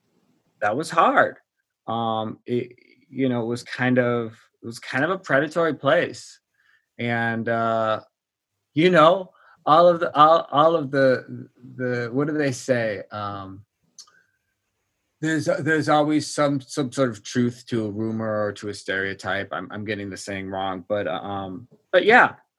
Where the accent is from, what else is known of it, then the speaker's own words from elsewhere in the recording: Wisconsin, United States; moved away as an adult; also born or lived in Kansas City; now in Washington, D.C., United States; I grew up in Wisconsin, and I went to school near Kansas City.